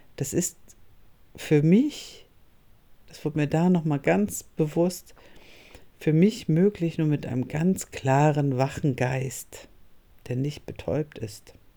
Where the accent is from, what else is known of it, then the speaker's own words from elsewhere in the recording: Northern Germany, Germany; moved away as an adult; also born or lived in Cologne; ich komme aus Norddeutschland